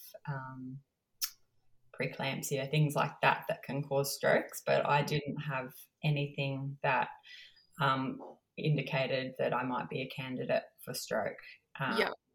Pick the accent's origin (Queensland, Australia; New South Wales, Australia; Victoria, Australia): Queensland, Australia; Cairns; I'm from Cairns